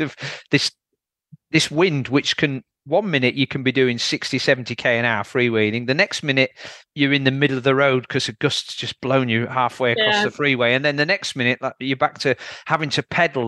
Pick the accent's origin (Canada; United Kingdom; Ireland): United Kingdom; Yorkshire and the Humber; I'm from Yorkshire, so we've got some fairly good steep downhills here.